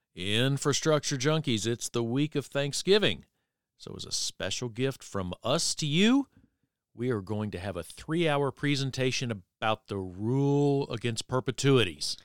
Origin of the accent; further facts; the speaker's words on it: Virginia Beach, Virginia, United States; I was a high schooler growing up in Virginia Beach